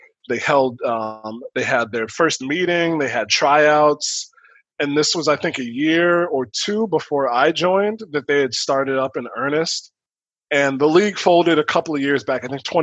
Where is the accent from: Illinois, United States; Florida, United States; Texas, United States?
Illinois, United States; Chicago; also born or lived in Peoria, Illinois; I'm from Chicago